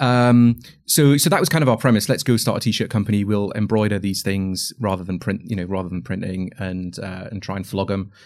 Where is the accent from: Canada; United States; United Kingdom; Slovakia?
United Kingdom; Northumberland, North East England; I grew up in Northumberland